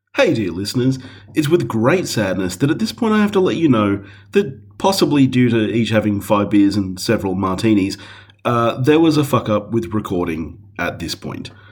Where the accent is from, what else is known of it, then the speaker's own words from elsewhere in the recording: Australia; As Australians